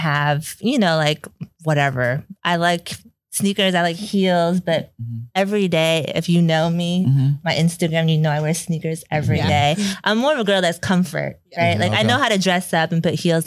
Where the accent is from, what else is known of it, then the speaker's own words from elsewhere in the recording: Boston, Massachusetts, United States; also born or lived in Europe; now in Houston, United States; I was born and raised in Boston